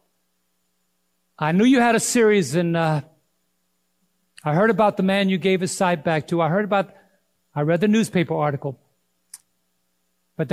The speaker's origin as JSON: {"language": "English", "region": "New York", "country": "United States", "said": "I'm from New York"}